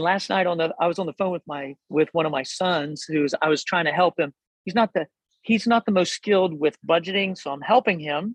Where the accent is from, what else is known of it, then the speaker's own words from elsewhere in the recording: Hillsboro, Ohio, United States; now in Delaware, United States; I grew up in Southern Ohio. Hillsboro